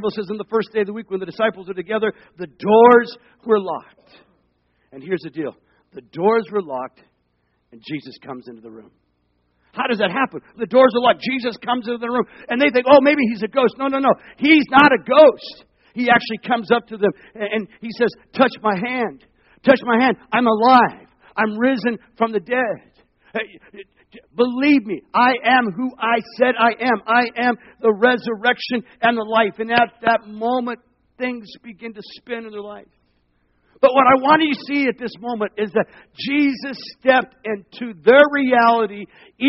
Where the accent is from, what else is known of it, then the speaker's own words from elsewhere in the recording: Arizona, United States; also born or lived in Long Beach, California / Seattle; now in Central Florida, United States; I was born in Long Beach, California. We moved to Arizona